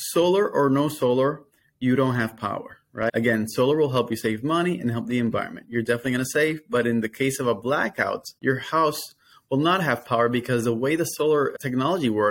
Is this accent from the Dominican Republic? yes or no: yes; Dominican Republic; moved away as an adult; now in Florida, United States; I am, though, Dominican. I'm from Dominican Republic. So I moved to the States in the year 2012